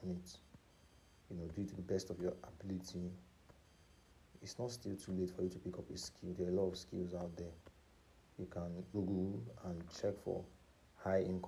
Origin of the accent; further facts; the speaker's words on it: Nigeria; especially as a Nigerian